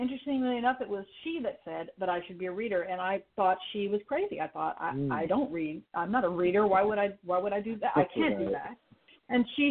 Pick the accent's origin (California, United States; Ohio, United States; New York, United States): California, United States; Bay Area; moved away as an adult; now in Los Angeles, United States; I was born and raised in the Bay Area, and then went moved away to study. And then moved down to Los Angeles after school